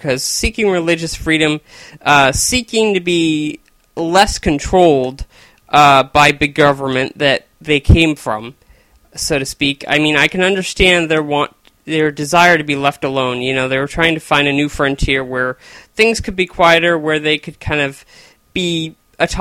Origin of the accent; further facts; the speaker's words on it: Chico, California, United States; I was born in Chico, California, part of the United States, and I've lived in the United States for all my life